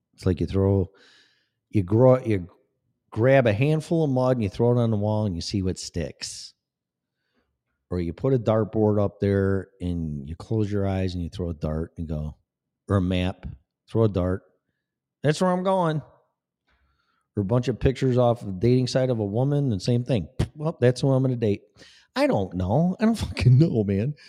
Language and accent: English; Des Plaines, Illinois, United States; moved away; also born or lived in Florida; I was born in Des Plaines, Illinois